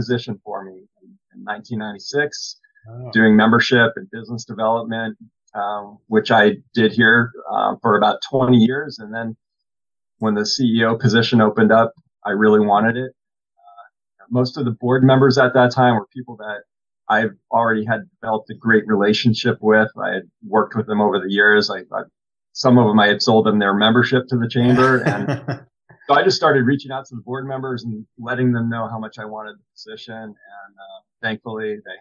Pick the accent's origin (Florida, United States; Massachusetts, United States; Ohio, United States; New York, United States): Massachusetts, United States; moved away as an adult; now in Southern California, United States; So I was born and raised in Massachusetts, and as of right now, I've lived almost exactly half my life, the first half of my life in Massachusetts